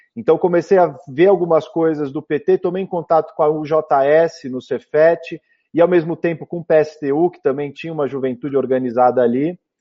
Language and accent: Portuguese; São Paulo, Brazil; Eu nasci em 1985, 16 de dezembro, aqui em São Paulo, na maternidade do Brás. Eu sou da Zona Leste, minha família é toda ali da Vila Matilde, Penha